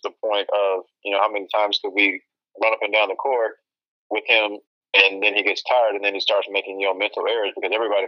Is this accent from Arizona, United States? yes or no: no; Austin, Texas, United States; growing up in Austin